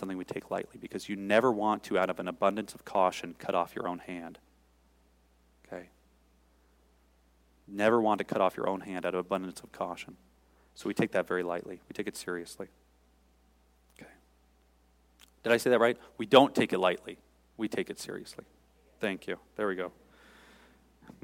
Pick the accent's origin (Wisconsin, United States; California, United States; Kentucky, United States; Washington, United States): Washington, United States; Seattle; I grew up in Seattle